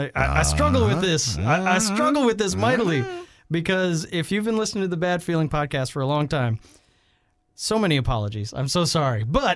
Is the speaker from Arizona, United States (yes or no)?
no; Texas, United States; I'm from Texas.